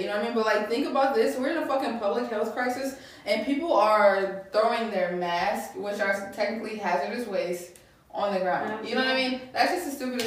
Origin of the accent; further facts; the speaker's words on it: Buchanan, Michigan, United States; also born or lived in Detroit; A small town in Michigan called Buchanan.